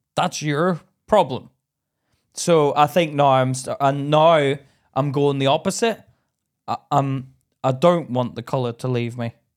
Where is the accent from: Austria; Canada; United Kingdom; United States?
United Kingdom; Belfast, Northern Ireland; moved away; me being in Belfast, I went back recently and I don't feel as Irish as what I did when I was a kid